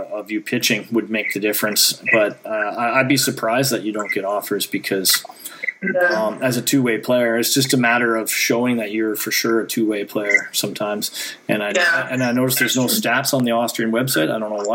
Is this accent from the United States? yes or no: no; Canada; moved away; I'm from Canada